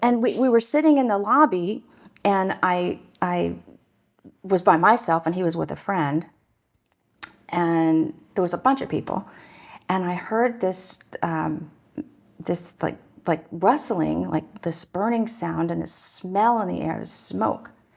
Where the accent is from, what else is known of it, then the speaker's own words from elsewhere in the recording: Newark, Ohio, United States; I grew up in Newark, Ohio